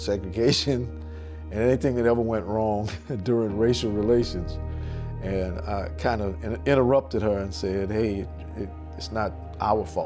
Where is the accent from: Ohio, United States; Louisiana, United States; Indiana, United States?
Louisiana, United States; New Orleans; as a kid growing up in New Orleans.